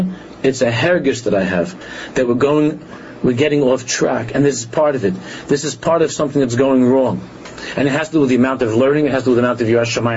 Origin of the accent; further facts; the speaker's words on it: New York, United States; When we grew up in New York, I didn't go to a yeshiva